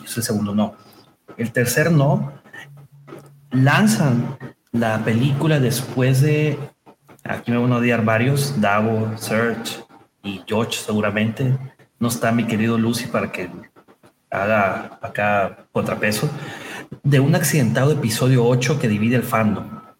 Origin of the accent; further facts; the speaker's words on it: Mexico; su servidor es nacido, manufacturado, nacido y criado en México